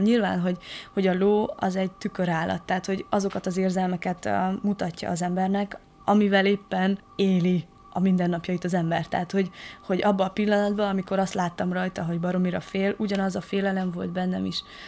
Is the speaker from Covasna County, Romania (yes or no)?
no; Madéfalva, Harghita County, Romania; now in Eger, Hungary; Madéfalváról származom, Erdélyben egy kis falucska